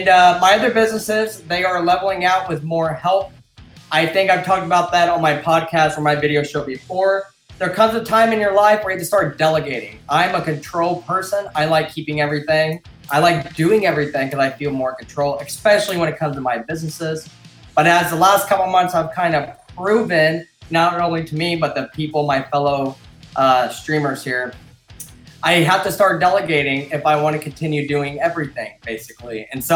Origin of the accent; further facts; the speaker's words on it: Illinois, United States; This happens to be my hometown